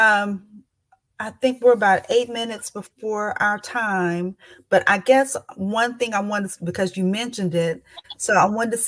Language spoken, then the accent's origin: English; the South, United States; I'm from the South